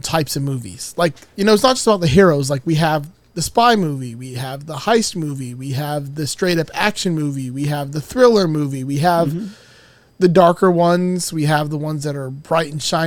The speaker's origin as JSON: {"language": "English", "town": "Cutler Bay", "region": "Florida", "country": "United States", "moved": "yes", "lives_now": "Gainesville, United States", "said": "I'm from Miami"}